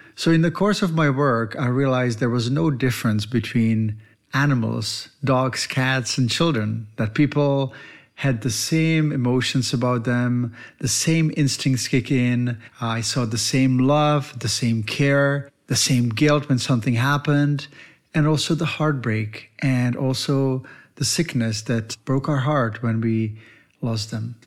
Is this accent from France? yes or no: no; Czechia; moved away; I was born in the Eastern Bloc in Czech Republic, and my dad was a veterinarian